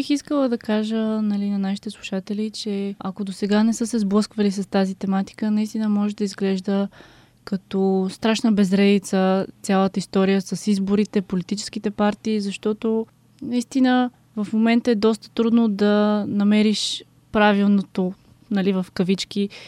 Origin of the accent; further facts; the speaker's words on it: Bulgaria; все пак съм българка, българка от Марс, но никога не съм се сблъскала с българската политическа сцена.